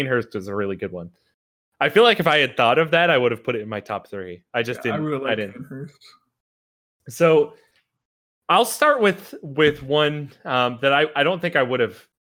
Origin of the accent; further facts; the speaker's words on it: Philadelphia, Pennsylvania, United States; now in Florida, United States; I grew up in Philly.